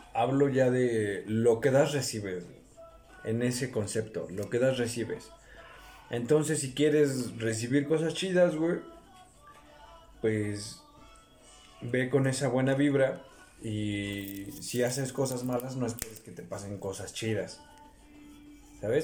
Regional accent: Mexico; como en México somos más morenos

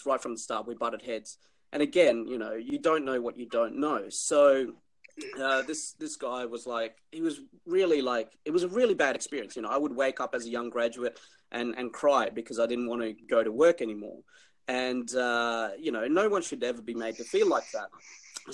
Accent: Darwin, Northern Territory, Australia; moved away as an adult; born and bred Darwin

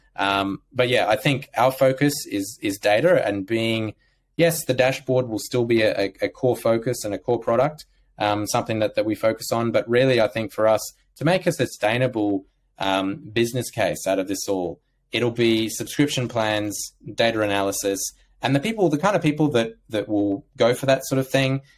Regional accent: Australia; growing up in Australia

